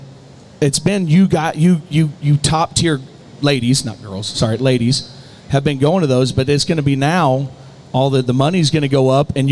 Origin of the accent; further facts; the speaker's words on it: Sidney, Iowa, United States; like Sydney, Iowa, my hometown